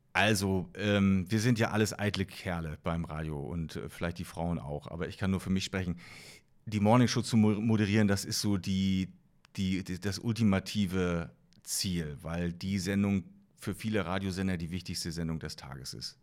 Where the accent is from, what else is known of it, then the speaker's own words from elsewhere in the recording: East Germany, Germany; ich bin ja äh, noch in der DDR aufgewachsen